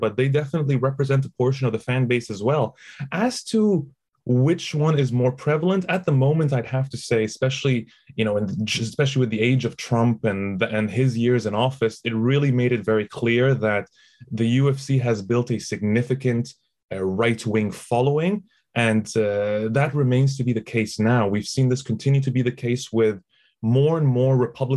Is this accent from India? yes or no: no; Egypt; moved away as an adult; also born or lived in Toronto, Canada; I grew up in Egypt